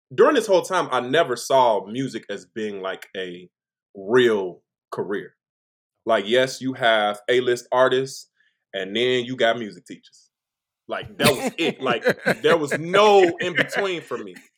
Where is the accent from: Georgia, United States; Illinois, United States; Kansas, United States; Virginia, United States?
Illinois, United States; Chicago; I am from Chicago, Illinois